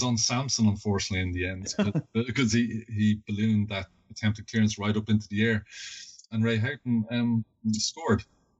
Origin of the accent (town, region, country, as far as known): Ireland